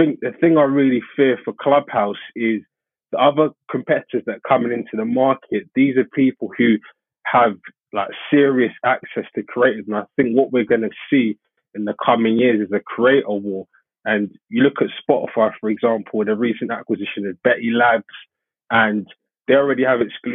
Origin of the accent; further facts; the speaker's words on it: London, United Kingdom; I'm from East London